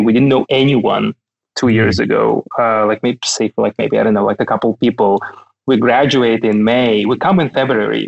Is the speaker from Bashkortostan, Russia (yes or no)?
no; Kaliningrad, Kaliningrad Oblast, Russia; moved away as an adult; now in Berlin, Germany; Kaliningrad is only 600 kilometers from Berlin. You could drive from my hometown to Berlin.